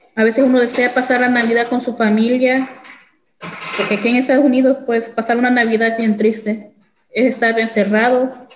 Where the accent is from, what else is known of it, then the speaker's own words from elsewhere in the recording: El Salvador; now in Jefferson City, United States; Soy del El Salvador